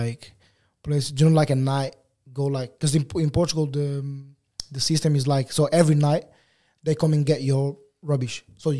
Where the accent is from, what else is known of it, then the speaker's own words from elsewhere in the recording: Angola; born there; So I was born in Angola. My mom and my dad, they both from Angola as well.